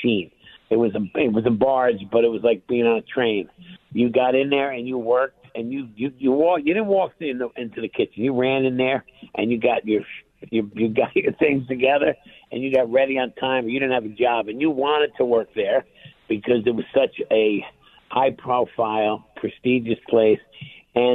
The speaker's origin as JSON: {"language": "English", "town": "New York City", "region": "New York", "country": "United States", "tie": "born or raised there", "moved": "yes", "lives_now": "New Jersey, United States", "said": "I was born in Bed-Stuy, way back when"}